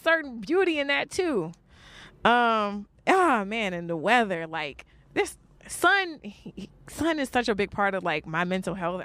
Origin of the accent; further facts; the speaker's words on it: New York, United States; also born or lived in New Orleans; I was born in New Orleans, but I grew up in, like, I grew up in Brooklyn